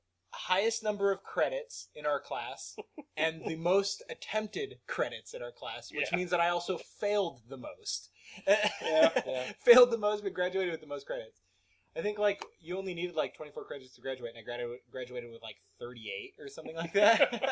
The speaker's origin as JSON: {"language": "English", "region": "Oregon", "country": "United States", "said": "We're from Oregon, so we're beer snobs."}